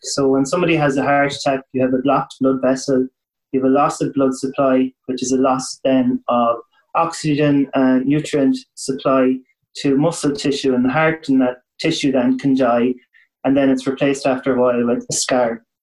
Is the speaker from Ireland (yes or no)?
yes; west of Ireland, Ireland; where I was from in the west of Ireland